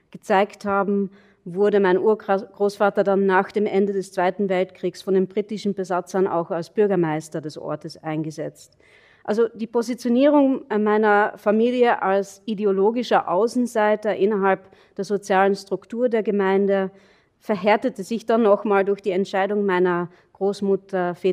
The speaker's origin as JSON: {"language": "German", "region": "Carinthia", "country": "Austria", "tie": "born or raised there", "also_born_or_lived": "Vienna", "said": "an meiner Heimatgemeinde, meiner Heimatgemeinde in Kärnten zu entfliehen, sobald ich die Schule beendet hatte nur um dann festzustellen, dass ich im kosmopolitischen Wien als, als Kärntner Landei wieder abgestempelt wurde"}